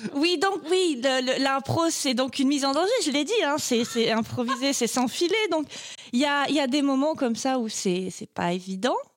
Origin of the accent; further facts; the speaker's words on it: Marseille, Provence-Alpes-Côte d'Azur, France; accent: Marseille; je viens de, du sud de la France. Et, et donc, je commence la première réplique avec un accent marseillais poussé un peu à la caricature, parce que, parce que je viens de Marseille